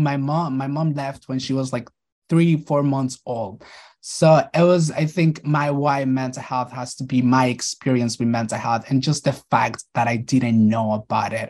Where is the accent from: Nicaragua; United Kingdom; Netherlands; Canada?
Nicaragua; moved away; I was born and raised in Nicaragua.